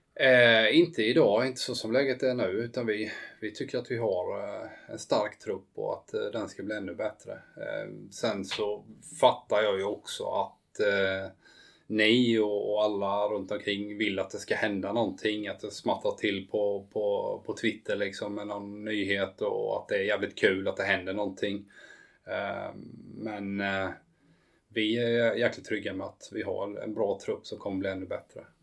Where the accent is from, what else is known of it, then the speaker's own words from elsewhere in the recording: Habo, Jönköping County, Sweden; Habo där jag kommer från